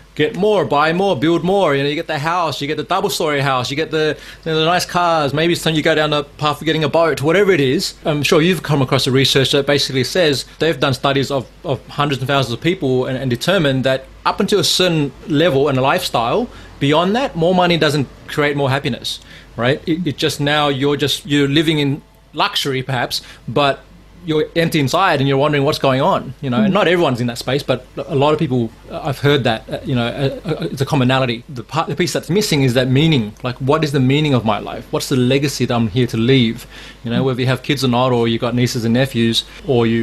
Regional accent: Sydney, New South Wales, Australia; also born or lived in Laos; Laos, which is where I was born, but I grew up here in Sydney.

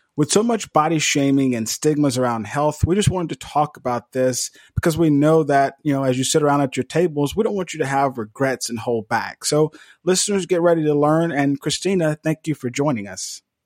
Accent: Mississippi, United States; Devin and I, we're both from Mississippi

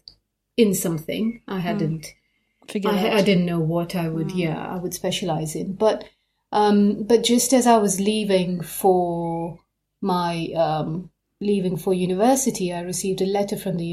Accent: Mombasa, Mombasa County, Kenya; now in Nottingham, United Kingdom; I grew up in Mombasa, in Kenya

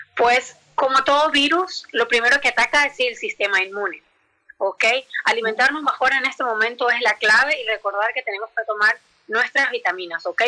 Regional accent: Venezuela; moved away as an adult; yo que soy venezolana

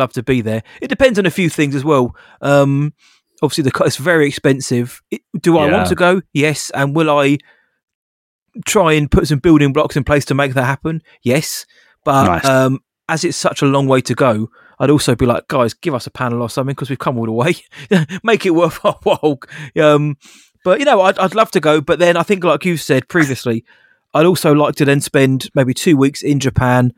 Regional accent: United Kingdom; we're British

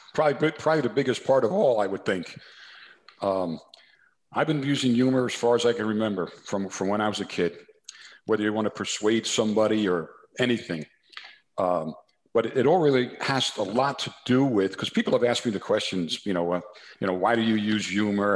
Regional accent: New Jersey, United States; accent: New Jersey; my New Jersey accent

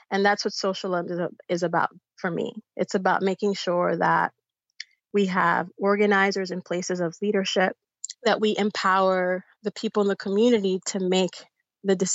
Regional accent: Bayamón, Puerto Rico; born there; so I'm Puerto Rican and Dominican. I was born in Bayamón, Puerto Rico. My mother's from the Dominican Republic

